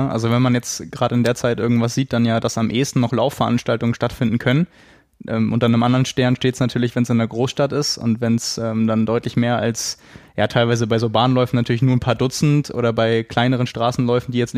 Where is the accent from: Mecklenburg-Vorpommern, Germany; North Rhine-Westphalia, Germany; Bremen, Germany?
Bremen, Germany; Ich bin Bremer